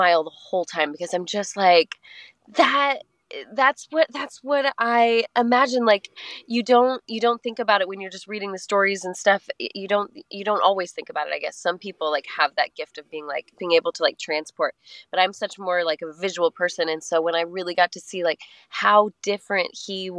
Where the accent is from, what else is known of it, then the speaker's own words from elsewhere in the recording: Colorado, United States; now in Nashville, United States; I grew up in Colorado and we always had the mountains to the west